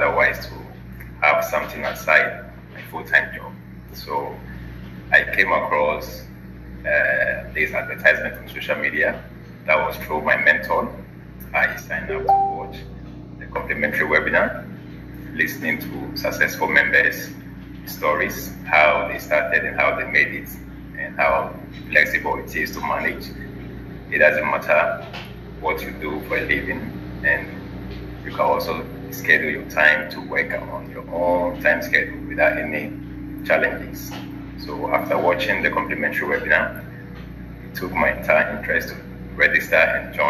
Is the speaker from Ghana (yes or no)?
yes; Ghana; now in Abu Dhabi, United Arab Emirates; I'm originally from Ghana. I live here in the UAE, Abu Dhabi.